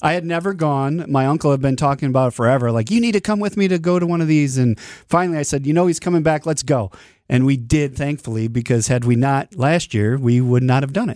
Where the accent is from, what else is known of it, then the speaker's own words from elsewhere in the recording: New Berlin, Wisconsin, United States; New Berlin, my hometown.